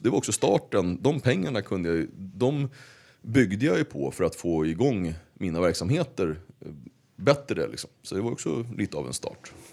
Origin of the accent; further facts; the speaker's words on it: Uppsala, Uppsala County, Sweden; Och där växte jag upp. De, den tid jag inte var hos, eh, min mamma i, i Gottsunda